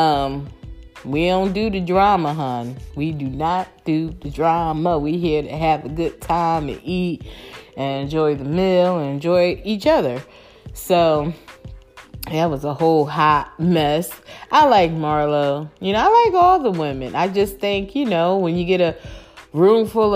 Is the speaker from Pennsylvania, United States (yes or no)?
yes; Philadelphia, Pennsylvania, United States; my city, I love my city, you know, I'm from Philly